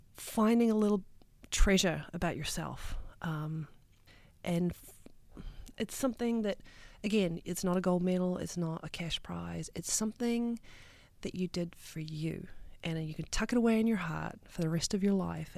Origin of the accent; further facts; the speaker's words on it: New Zealand; moved away; as a kid growing up in New Zealand